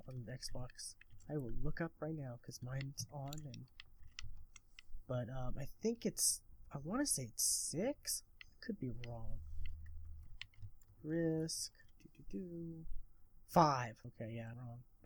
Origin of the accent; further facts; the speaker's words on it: Lawton, Oklahoma, United States; Lawton, Oklahoma, which is my hometown that I currently reside in.